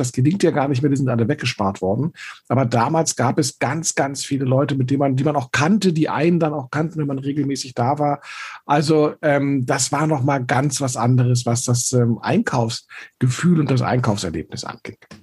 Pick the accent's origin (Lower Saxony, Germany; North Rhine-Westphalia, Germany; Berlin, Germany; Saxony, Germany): Berlin, Germany; ich bin in Eichkamp aufgewachsen